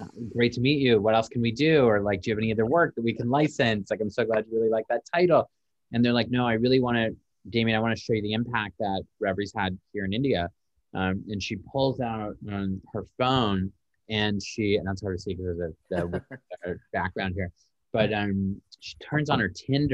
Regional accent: Toronto, Ontario, Canada; now in Los Angeles, United States; we're very obviously live in Los Angeles, and I'm from Toronto, originally from Canada

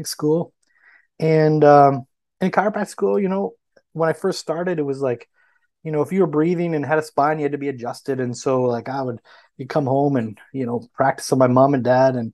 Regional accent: Canada; I'm from Canada

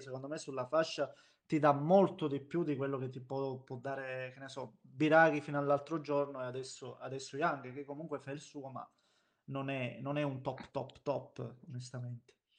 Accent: Basilicata, Italy; sono lucano, abito in Basilicata

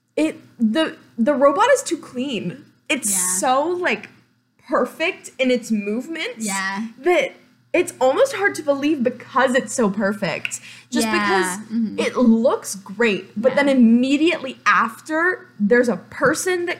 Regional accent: San Diego, California, United States; I grew up, you know, I'm from San Diego

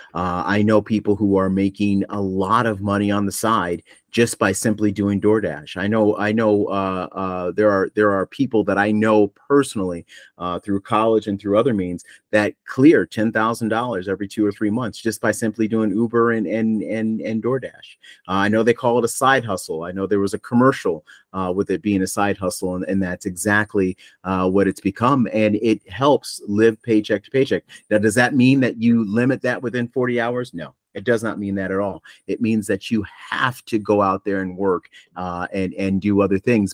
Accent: Buffalo, New York, United States; I grew up back in Buffalo

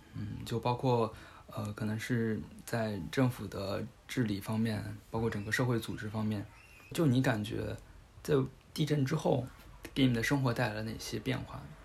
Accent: Hubei, China; 我是湖北人

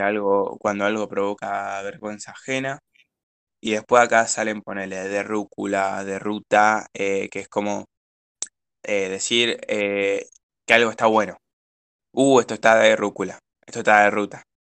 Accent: Rosario, Santa Fe, Argentina; nosotros somos de Rosario

